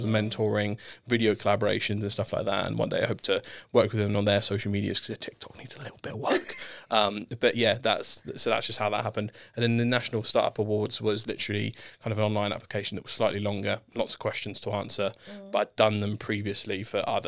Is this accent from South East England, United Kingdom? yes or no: yes; Southampton, South East England, United Kingdom; I grew up in Southampton, born and raised.